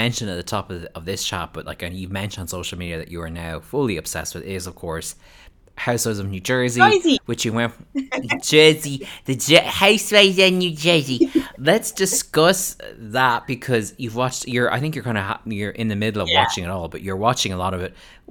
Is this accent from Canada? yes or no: no; Ireland; as an Irish person